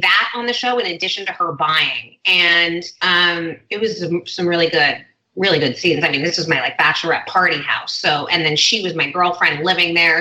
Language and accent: English; Hidden Hills, California, United States; born and raised in LA. Um, I grew up in Hidden Hills, like the Calabasas area